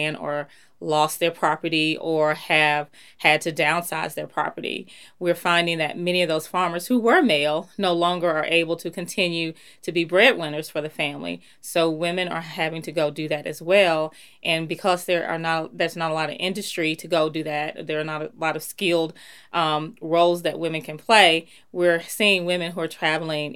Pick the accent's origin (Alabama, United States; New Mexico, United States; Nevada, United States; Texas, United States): Alabama, United States; Greensboro; also born or lived in Birmingham, Alabama; I'm from the Black Belt. I grew up in a place called Greensboro, Alabama